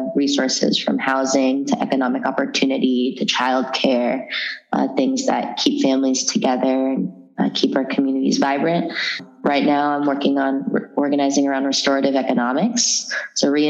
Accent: San Francisco Bay Area, California, United States; also born or lived in San Jose; I was born in San Francisco and grew up throughout the Bay between San Jose and San Francisco

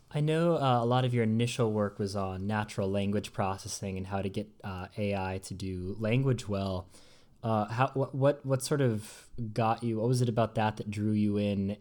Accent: United States; moved away as an adult; now in Oxford, United Kingdom; as an American

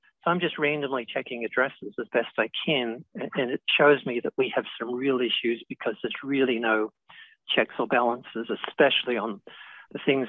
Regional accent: Australia; now in United States; where I grew up in Australia

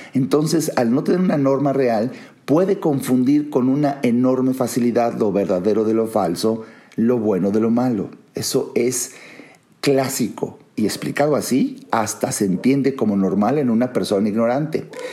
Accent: Mexico; Soy mexicano, conozco mi país, conozco la idiosincrasia, conozco la psicología social, eh, vivo aquí

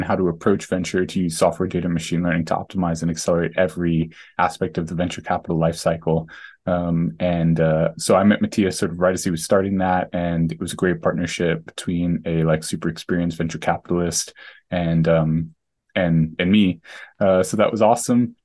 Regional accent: New York, United States; moved away; also born or lived in Bay Area; I grew up in New York

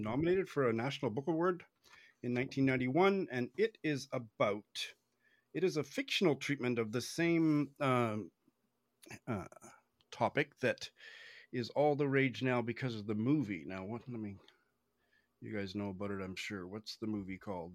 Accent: Saskatoon, Saskatchewan, Canada; moved away as an adult; also born or lived in Tokyo, Japan; I moved back to my hometown, which is uh, I moved from the world's largest city to one of the quietest, smallest cities on the planet, Saskatoon in Saskatchewan, in Canada

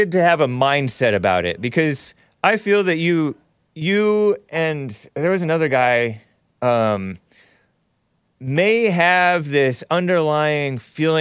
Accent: United States; I was born here. I was born here to American parents, and my grandparents were Americans too.

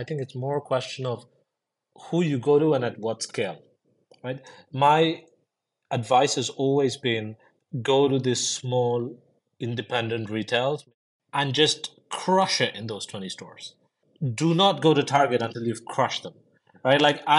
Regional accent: India; I grew up in India most of my life, was a bit of a, as you guys in the US call it, like an army brat. So moved around quite a lot of places and, lots of schools and all of these things.

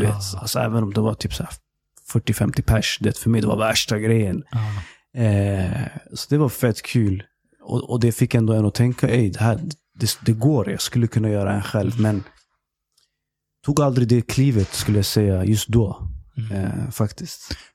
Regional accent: Stockholm, Stockholm County, Sweden; Jag är eh, egentligen uppväxt i Tensta mm. tills jag blev tio bast. Och sen flyttade jag till Husby. Och sen är jag uppväxt där.

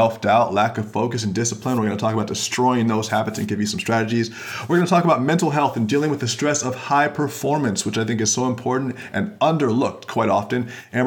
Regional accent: Florida, United States; now in Pacific Northwest, United States; I'm from Florida originally

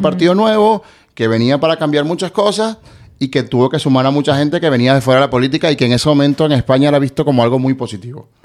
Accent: Venezuela

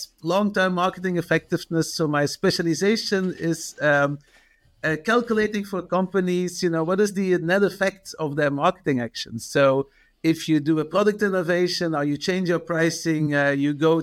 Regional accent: Belgium; moved away as an adult; also born or lived in Los Angeles, United States; I'm originally from Belgium, as you can still hear from my name and my accent.

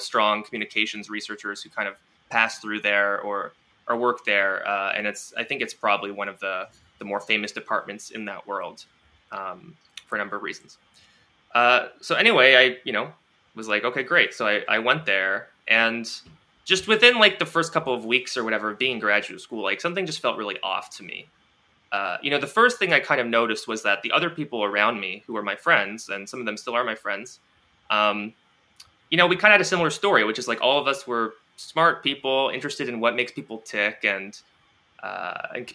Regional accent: Toronto, Ontario, Canada; I grew up in Toronto. Yeah, that's where I am now as well

